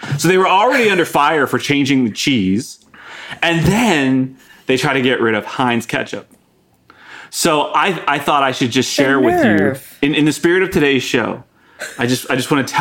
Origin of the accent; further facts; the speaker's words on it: Pittsburgh, Pennsylvania, United States; now in Dallas, United States; I come from Pittsburgh